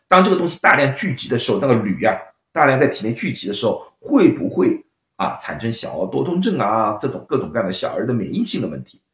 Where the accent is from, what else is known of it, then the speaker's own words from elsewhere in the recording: Shanghai, China; now in San Francisco, United States; 我是上海人，就是浦西浦东嘛